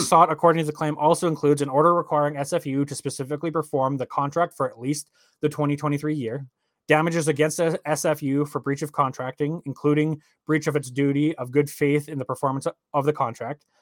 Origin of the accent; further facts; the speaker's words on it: Canada; I'm Canadian